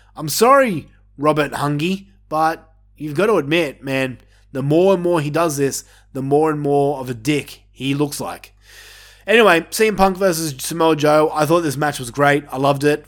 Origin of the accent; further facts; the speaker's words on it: Australia; me being an Australian myself